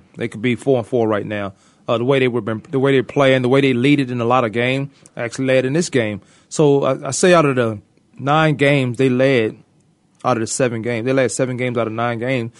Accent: Virginia, United States; I'm from a tropical place called Virginia.

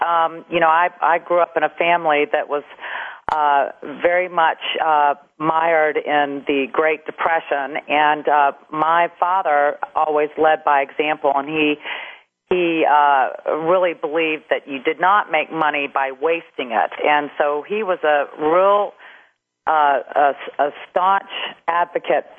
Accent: Macon, Georgia, United States; also born or lived in Atlanta, Georgia; I was born in Macon, Georgia, and my dad was about 20 years old, and he was running the outdoor advertising company for my grandfather in Macon

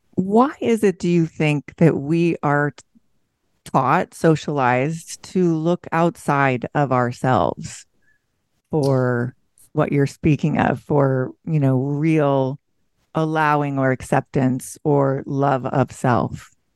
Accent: Pacific Northwest, United States; I'm from the Pacific Northwest, where it's pretty

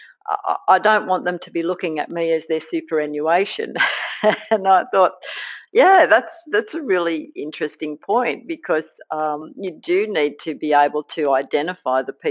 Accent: Australia; accent: Aussie; with my Aussie accent

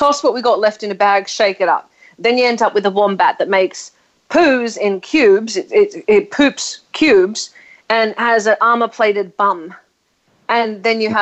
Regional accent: Australia; I'm Australian

